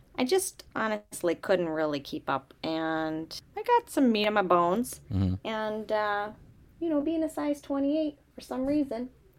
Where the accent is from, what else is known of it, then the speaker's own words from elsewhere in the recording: Tonawanda, New York, United States; So I'm originally from Tonawanda.